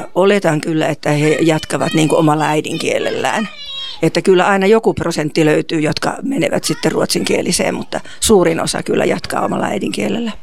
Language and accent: Finnish; Vaasa, Ostrobothnia, Finland; Minä olen itse myös Vaasasta